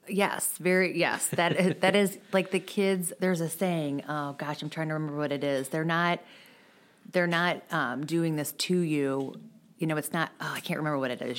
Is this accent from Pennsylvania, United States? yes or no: no; De Pere, Missouri, United States; I grew up in De Pere